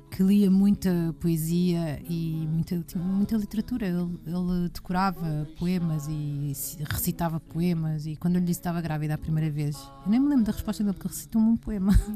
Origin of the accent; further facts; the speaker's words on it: Portugal; nos falta a nós como portugueses